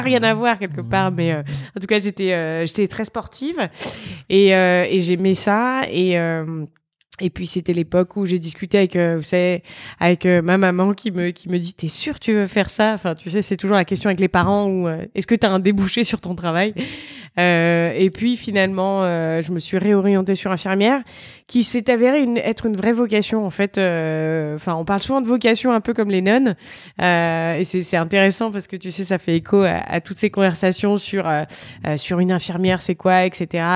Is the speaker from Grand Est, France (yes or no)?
yes; Reims, Grand Est, France; je viens de Reims, en Champagne-Ardenne